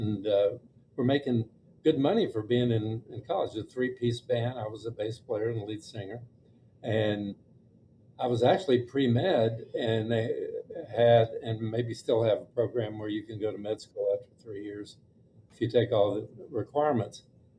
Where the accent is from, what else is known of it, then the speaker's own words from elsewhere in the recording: Austin, Texas, United States; moved away as an adult; I grew up in Austin, and all through Austin High and UT as an undergraduate, and University of Texas also as a as law school